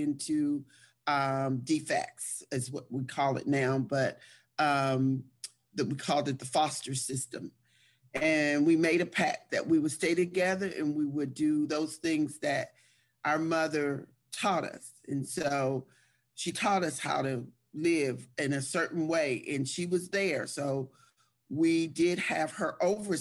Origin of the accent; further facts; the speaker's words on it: Trenton, New Jersey, United States; I was born and raised in Trenton, New Jersey